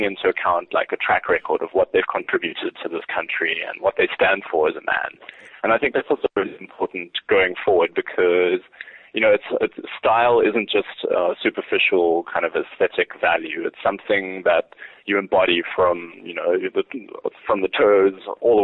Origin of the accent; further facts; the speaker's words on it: South Africa; ourselves as South African men